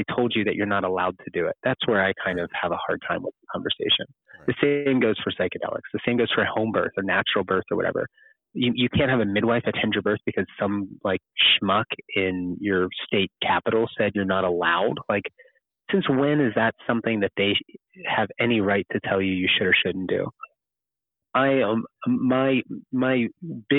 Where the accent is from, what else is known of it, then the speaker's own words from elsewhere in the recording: Kentucky, United States; Kentucky. That's my home state.